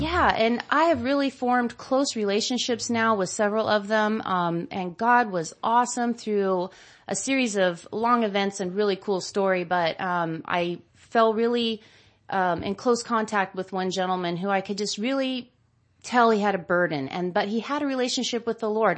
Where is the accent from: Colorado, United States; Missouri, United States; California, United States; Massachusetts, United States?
California, United States; Modesto; I grew up, born and raised in Modesto and, um, actually out in the country